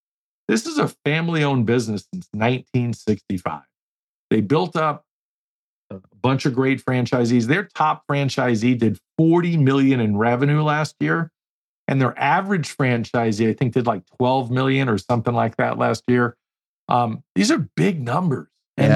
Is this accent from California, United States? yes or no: no; New York, United States; I learned and adapted because I was from New York. Accent is completely gone on purpose.